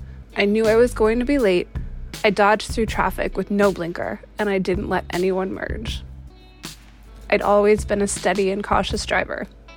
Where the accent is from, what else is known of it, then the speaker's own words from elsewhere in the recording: New York, United States; moved away as an adult; also born or lived in Manhattan / Brooklyn; now in Boston, United States; I grew up in New York, and I got my license when I was 16, but I didn't really use it for 10 years because I lived in Manhattan.